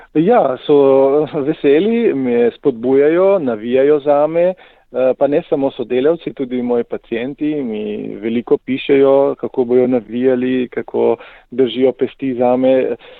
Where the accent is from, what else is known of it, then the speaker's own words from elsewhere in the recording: Primorska, below Nanos, Slovenian Littoral, Slovenia; jaz prihajam iz Primorske, se pravi izpod Nanosa.